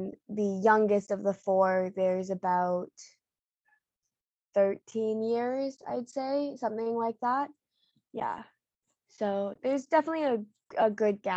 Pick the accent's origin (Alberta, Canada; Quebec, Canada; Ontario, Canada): Ontario, Canada; also born or lived in Bengbu, Anhui, China; I was adopted when I was 11 months old, and my parents, like, we've always lived in Ontario